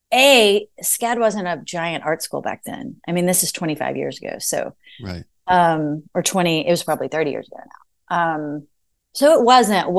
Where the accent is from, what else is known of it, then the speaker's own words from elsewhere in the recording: Arkansas, United States; moved away as an adult; also born or lived in Savannah, Georgia / Boston, Massachusetts / Knoxville, Tennessee; now in Nashville, United States; where I grew up in Arkansas